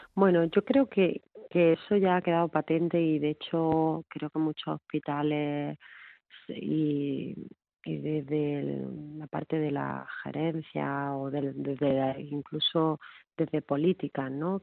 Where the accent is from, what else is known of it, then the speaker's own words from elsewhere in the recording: Órgiva, Andalusia, Spain; en mi pueblo, en Órgiva